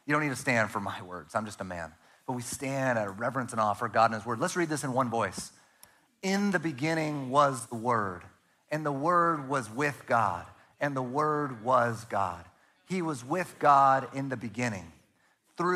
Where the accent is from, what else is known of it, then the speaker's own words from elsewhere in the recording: Northern California, United States; also born or lived in Arizona; now in Oregon, United States; I'm from Northern California